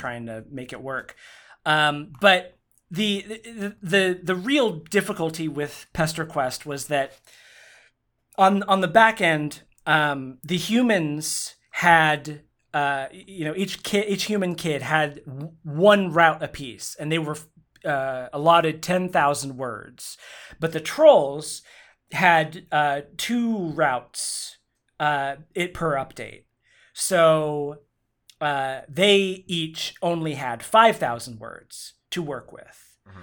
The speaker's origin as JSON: {"language": "English", "region": "Oklahoma", "country": "United States", "tie": "born or raised there", "said": "I grew up in Oklahoma."}